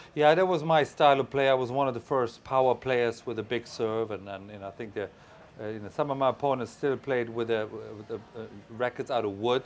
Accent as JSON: {"language": "English", "country": "Germany", "tie": "born or raised there", "said": "I was a little boy growing up in West Germany"}